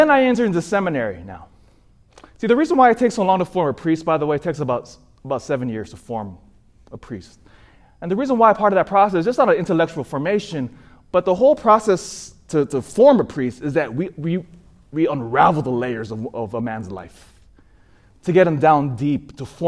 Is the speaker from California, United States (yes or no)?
yes; Sacramento, California, United States; I grew up in Sacramento